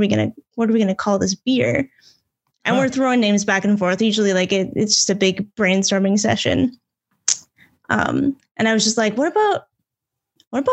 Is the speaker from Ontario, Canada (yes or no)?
yes; Sudbury, Ontario, Canada; also born or lived in Sault Ste. Marie, Ontario; I've pretty much been here since I was four. So more or less born and raised.